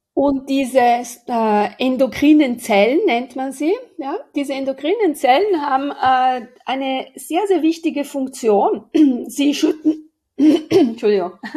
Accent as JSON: {"language": "German", "region": "Aosta Valley", "country": "Italy", "tie": "born or raised there", "moved": "yes", "said": "Also ich bin am Fuß des Matterhorns aufgewachsen, zur Hälfte gehört er zu uns"}